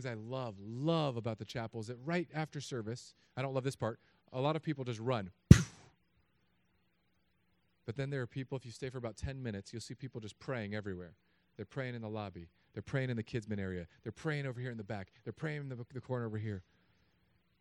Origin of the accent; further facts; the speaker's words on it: California, United States; But I'm from California.